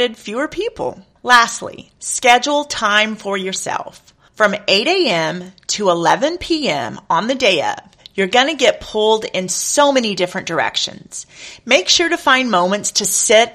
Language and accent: English; Texas, United States; I am from Texas